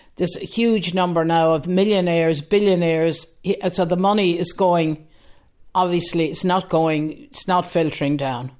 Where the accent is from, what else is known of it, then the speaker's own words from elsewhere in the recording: Galway, Connacht, Ireland; now in Dean's Grange, Ireland; I'm originally from Galway, living in Dean's Grange for over forty years